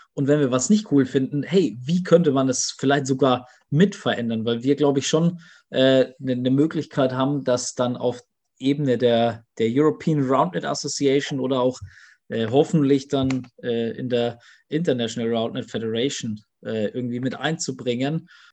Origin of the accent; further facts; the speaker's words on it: Germany; bei uns in Deutschland